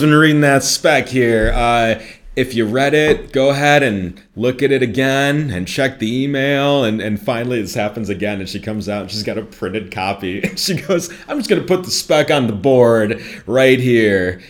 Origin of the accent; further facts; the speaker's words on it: Midwest, United States; accent: Midwest; I'm from the, the northwest suburbs.